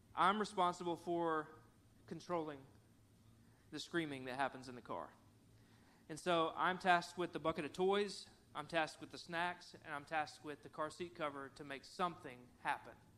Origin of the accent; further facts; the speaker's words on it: Cabot, Arkansas, United States; also born or lived in Conway, Arkansas; I grew up in Cabot, Arkansas